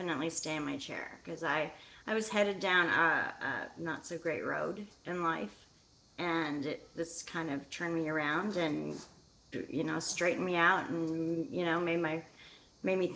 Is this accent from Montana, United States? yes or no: yes; Whitefish, Montana, United States; moved away as an adult; now in Northern California, United States; I'm originally from Whitefish, Montana